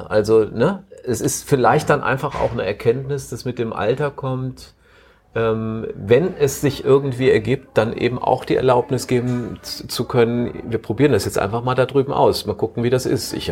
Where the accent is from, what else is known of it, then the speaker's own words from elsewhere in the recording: Cologne, North Rhine-Westphalia, Germany; gebürtiger Kölner, sagte ich eben, ne?